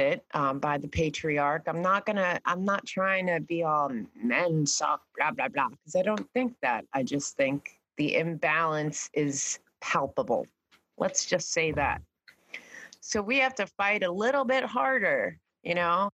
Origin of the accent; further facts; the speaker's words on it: New York, United States; I'm also from New York and I was, yeah, we were right next to Broadway. Everyone was, it was a fierce competition even in high school